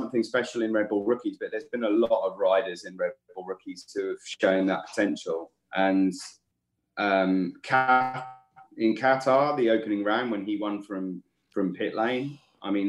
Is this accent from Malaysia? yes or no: no; England, United Kingdom; I'm English